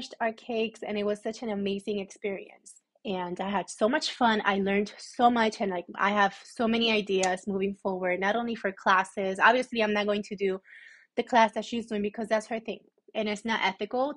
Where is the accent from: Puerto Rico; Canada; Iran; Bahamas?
Puerto Rico; I'm from Puerto Rico. So coming from a Puerto Rican family